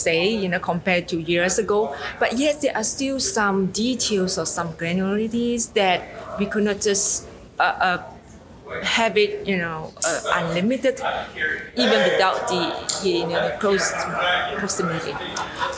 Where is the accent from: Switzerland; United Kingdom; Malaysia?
Malaysia; Penang; I'm coming from Penang, Malaysia.